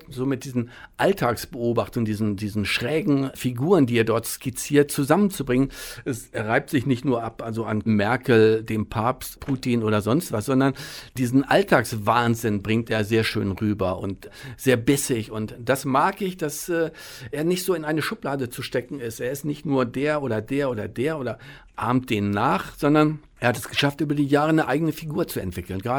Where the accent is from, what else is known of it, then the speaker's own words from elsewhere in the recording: Bodenwerder, Lower Saxony, Germany; moved away; also born or lived in Berlin; Ich komme aus Bodenwerder, bin dort zur Schule gegangen, aufgewachsen, irgendwann nach Berlin gegangen und jetzt wieder zurück in der Heimat.